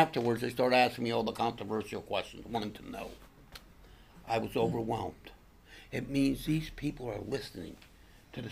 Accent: Pennsylvania, United States; my hometown where I live, about 25 minutes, a little bit west in Hamburg, PA.

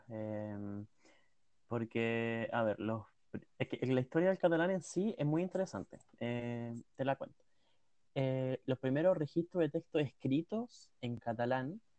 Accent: Occitania, France; y también el Rosellón en Francia, que es de donde vengo yo

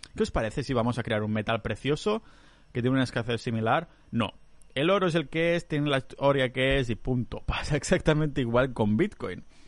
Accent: Catalonia, Spain; moved away; yo soy muy catalán

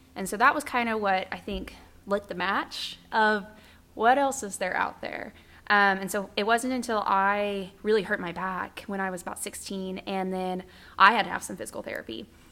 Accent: Norman, Oklahoma, United States; I'm from Norman, Boomer Sooner, almost born and raised. I um, went to school here for all of high school, all of college

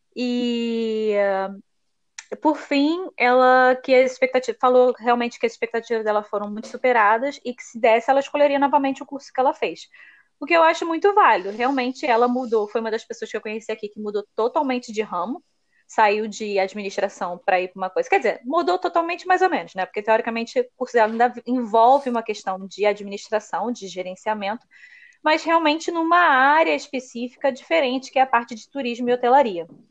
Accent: Brazil; moved away as an adult; Você é brasileira? Aí eu, sou

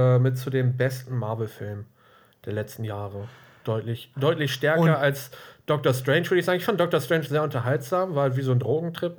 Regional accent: Germany; als Deutscher

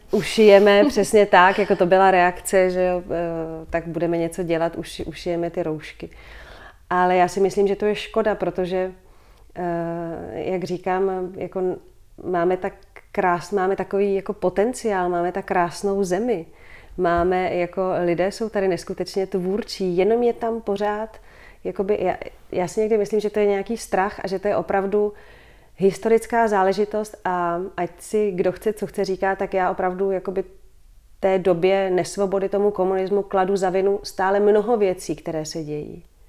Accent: Prague, Czechia; moved away as an adult; also born or lived in Brussels, Belgium; Vrátili mm-hmm. jsme se do Prahy, vrátili jsme se v podstatě tady, do, dá se říct, do centra města, bydlíme tady dole v Holešovicích

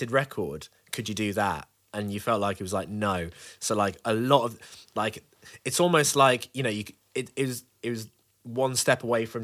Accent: Birmingham, West Midlands, United Kingdom; Birmingham. Big up my Birmingham crew.

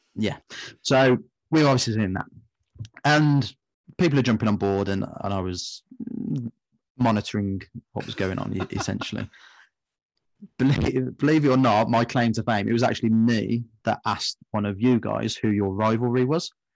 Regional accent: West Midlands, United Kingdom; we're from the West

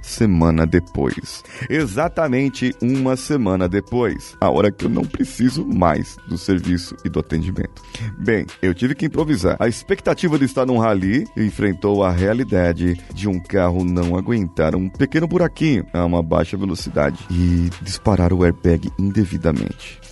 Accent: Brazil; nós somos brasileiros

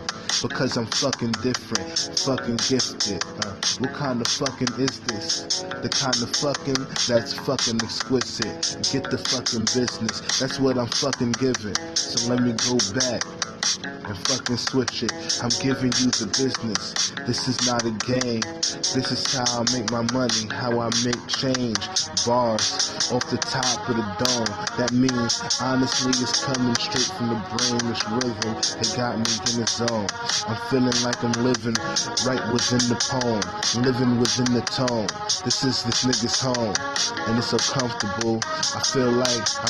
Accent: New York City, New York, United States; I was born in Harlem

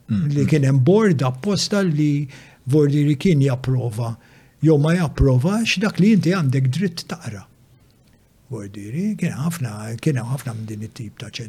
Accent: Malta; Dak iż-żmien kien hawn index Malta.

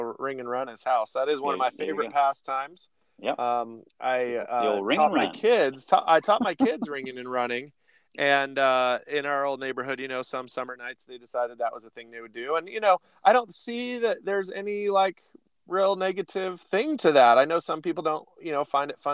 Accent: Bend, Oregon, United States; growing up in Bend

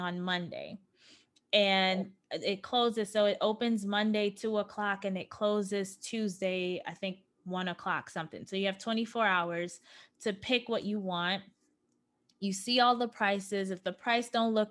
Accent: New York, United States; moved away as an adult; now in Los Angeles, United States; I am born and raised in New York, okay? I came into adulthood in New York.

